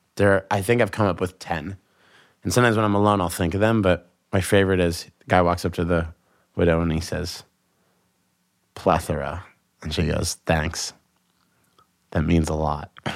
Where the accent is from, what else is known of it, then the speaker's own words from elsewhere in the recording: Boston, Massachusetts, United States; I'm from Boston. I was raised in a very confrontational road culture